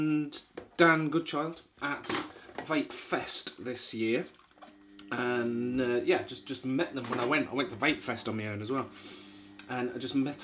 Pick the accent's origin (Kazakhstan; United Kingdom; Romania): United Kingdom; Wisbech, East of England; moved away; I grew up in Wisbeach.